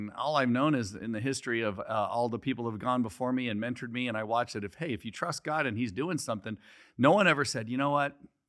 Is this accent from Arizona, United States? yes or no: yes; Scottsdale, Arizona, United States; also born or lived in California; Well, no, I'm originally from here.